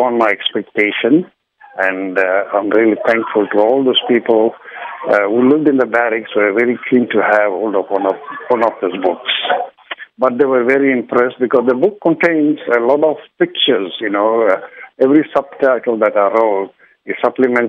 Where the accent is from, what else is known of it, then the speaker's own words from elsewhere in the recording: Mount Edgecombe, KwaZulu-Natal, South Africa; Born and brought up in Mount Edgecombe